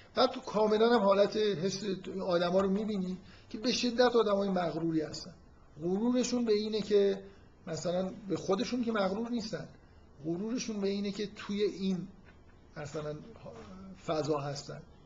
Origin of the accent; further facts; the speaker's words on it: Iran; در ایران که ما متولد شدیم